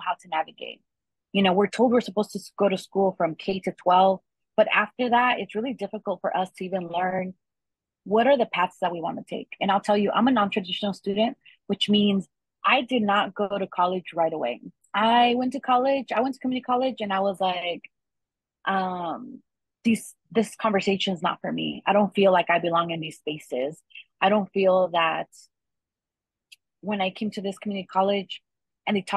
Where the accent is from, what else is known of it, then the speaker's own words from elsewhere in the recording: Inland Empire, California, United States; also born or lived in Los Angeles, California / Riverside, California; I was born here in California. I went to school here in Riverside. I grew up mostly in the Inland Empire. My journey also took me to live in Los Angeles as a child